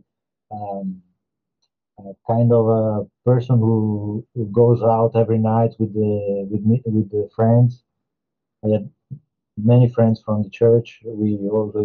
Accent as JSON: {"language": "English", "town": "Verona", "region": "Veneto", "country": "Italy", "tie": "born or raised there", "also_born_or_lived": "Como, Italy", "accent": "Italian", "second_language": "English", "moved": "as an adult", "lives_now": "Rome, Italy", "said": "I ended up moving from Verona, which is my hometown"}